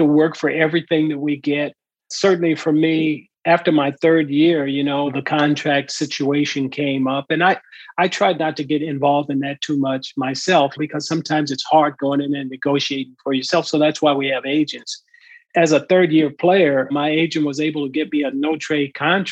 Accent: Southern California, United States; growing up in Southern California, I lived across the street from a wood factory where they built pallets.

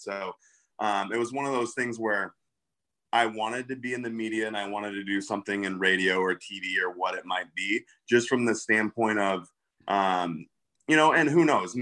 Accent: Midwest, United States; now in Naperville, United States; I'm from the Midwest

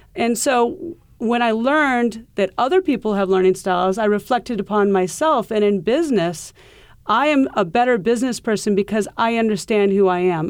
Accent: Iowa, United States; moved away as an adult; now in New York City, United States; we grew up in Iowa

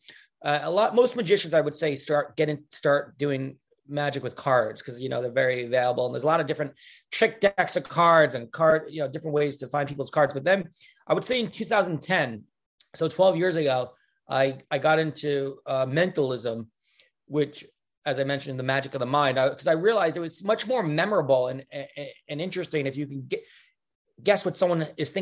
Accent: Stony Brook, New York, United States; also born or lived in Kew Gardens, Queens, New York / Manhattan, New York City; now in New York City, United States; Well, I'm from New York. From 0 to 10, I grew up in Kew Gardens, Queens. But then when I was 10, I moved to a place called Stony Brook, Long Island, New York

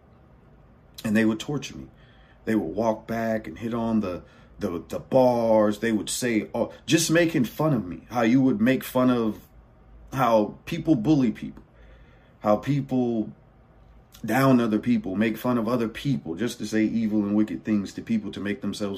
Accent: California, United States; I'm born and raised in California, by the way, just to let you know, born and raised.

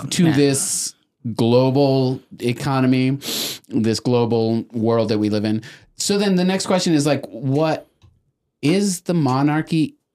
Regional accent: Texas, United States; I'm a Texan.

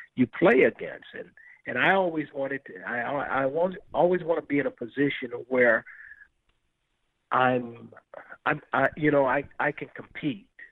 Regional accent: Los Angeles, California, United States; also born or lived in Compton; now in St. Louis, United States; as a kid growing up in South Central Los Angeles

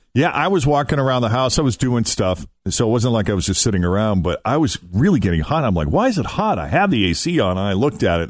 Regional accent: Massachusetts, United States; I was in my home state of Massachusetts

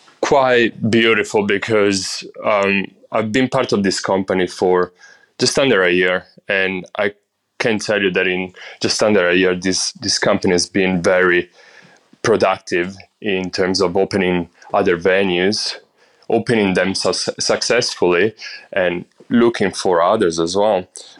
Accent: Brescia, Lombardy, Italy; So I'm from Brescia. It's a town in North Italy. It's, just to describe it, what it is, it's basically in between Milan and Verona.

